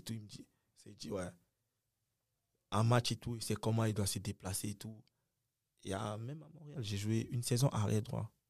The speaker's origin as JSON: {"language": "French", "country": "Cameroon", "also_born_or_lived": "United States", "moved": "as an adult"}